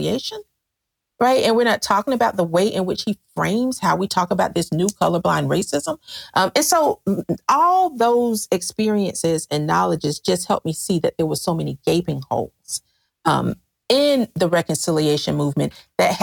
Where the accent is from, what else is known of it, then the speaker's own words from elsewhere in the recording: the South, United States; as a Southerner